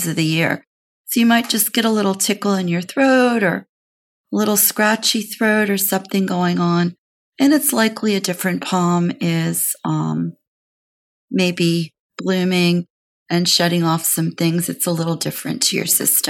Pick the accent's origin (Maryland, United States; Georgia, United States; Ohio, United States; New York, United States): Maryland, United States; moved away; My home state is Maryland